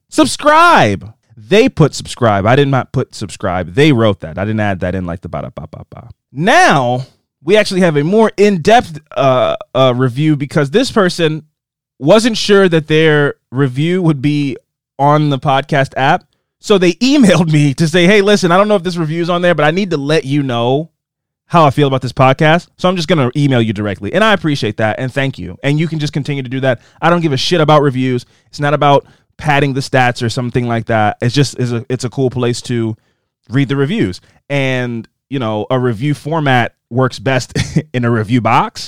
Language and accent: English; Las Vegas, Nevada, United States; I grew up in Vegas at a very diverse high school